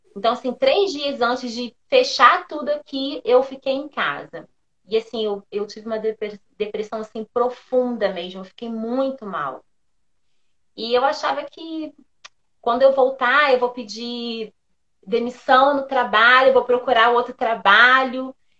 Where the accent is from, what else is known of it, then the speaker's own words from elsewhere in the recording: São Gonçalo, Rio de Janeiro, Brazil; moved away; eu sou do Rio, sou de São Gonçalo, moramos durante muitos anos lá